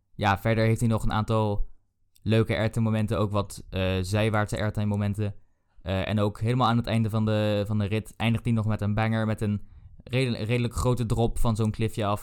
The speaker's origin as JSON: {"language": "Dutch", "country": "Netherlands", "said": "wij kwamen daar aan als typische Nederlanders"}